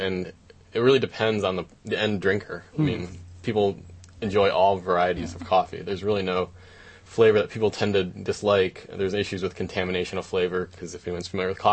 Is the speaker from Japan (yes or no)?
yes; Japan; moved away; when I grew up in Japan